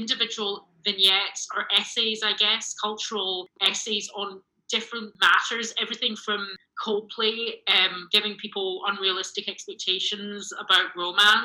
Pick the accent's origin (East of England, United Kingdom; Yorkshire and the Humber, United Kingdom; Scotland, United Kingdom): Scotland, United Kingdom; Glasgow; moved away as an adult; also born or lived in London; now in Los Angeles, United States; I grew up in Glasgow